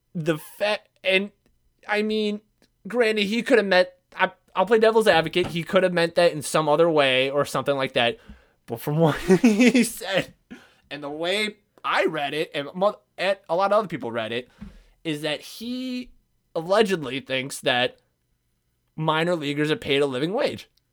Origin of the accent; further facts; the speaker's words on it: Midwest, United States; I'm Southern somehow, and I'm from the Midwest